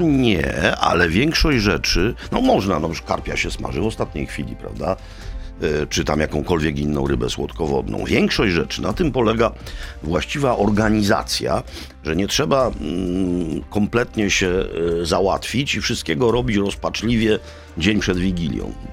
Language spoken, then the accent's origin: Polish; Kraków, Lesser Poland, Poland; u nas w Krakowie